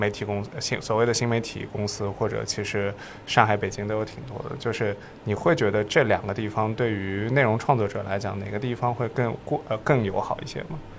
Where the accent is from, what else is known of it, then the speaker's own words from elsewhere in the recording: Shanghai, China; 我上海人，